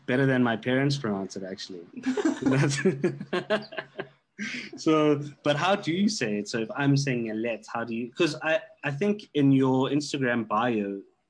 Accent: South Africa

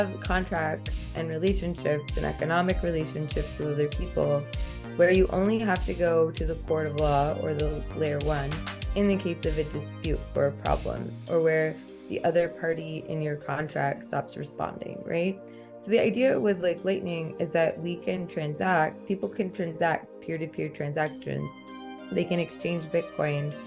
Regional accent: Texas, United States; I live in Texas. I'm from Texas originally

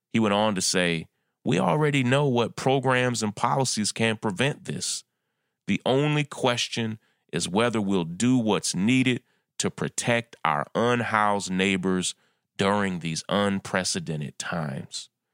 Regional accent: New York, United States; my home state of New York

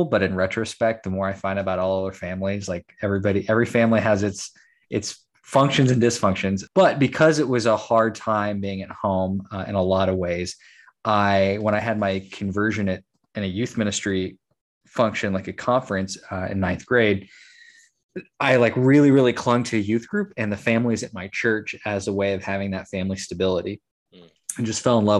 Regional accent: Texas, United States; I was born and raised in Texas, pretty much grew up in small town Texas.

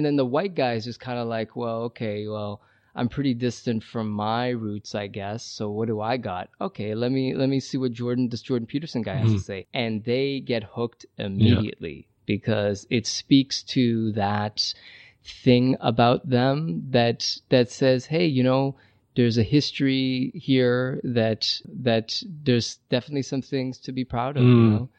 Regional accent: Iran; born there; moved away; also born or lived in Brazil; I've lived in Brazil 3 years. I taught English down there. I was born in Iran. I've went back and visited.

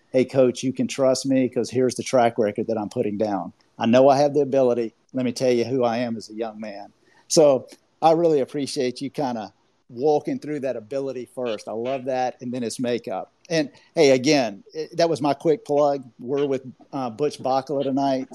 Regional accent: Georgia, United States; accent: Southern; I have a little bit of a Southern accent. I'm from Georgia

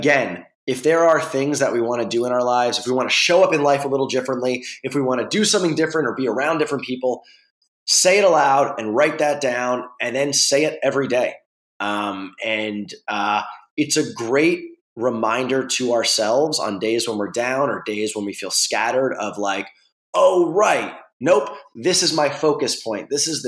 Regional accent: New York, United States; now in Venice, California, United States; I live in Venice. I'm from New York

